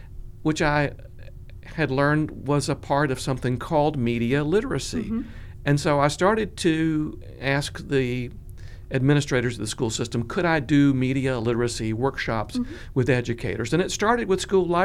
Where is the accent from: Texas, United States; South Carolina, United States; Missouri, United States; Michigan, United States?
South Carolina, United States; Columbia; also born or lived in Georgia / Florida / Baltimore, Maryland / Orlando, Florida; I grew up in Columbia, went to elementary, middle, and high school here